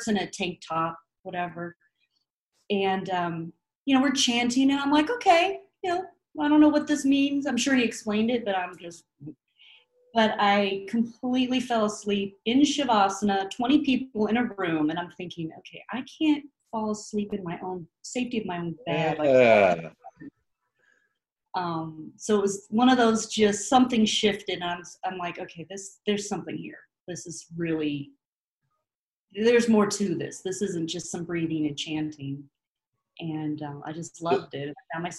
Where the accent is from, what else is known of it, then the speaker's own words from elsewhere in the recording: California, United States; also born or lived in Santa Rosa, California; now in Occoquan, United States; I was born up in Santa Rosa, which is up north, hippie area. And then we ended up in Southern California when I was in middle school